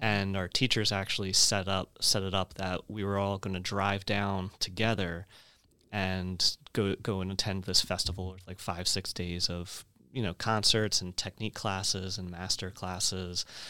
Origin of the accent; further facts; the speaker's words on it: Woodbury, New Jersey, United States; I grew up in Woodbury, which is right down the road from, uh, from Rowan